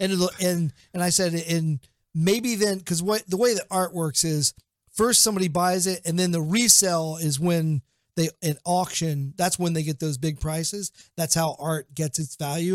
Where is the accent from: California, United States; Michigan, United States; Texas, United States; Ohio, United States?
Ohio, United States; Portsmouth; Portsmouth, Ohio. It's my hometown.